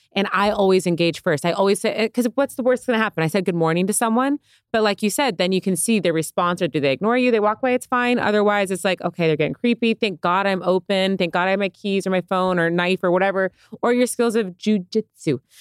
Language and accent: English; San Diego, California, United States; now in Los Angeles, United States; I come from San Diego and I'm in L